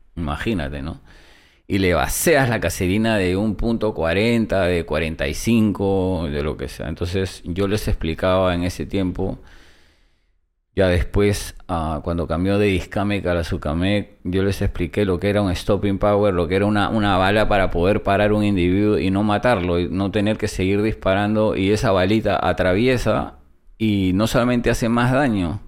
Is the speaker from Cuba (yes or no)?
no; Peru; moved away as an adult; also born or lived in United States; soy peruano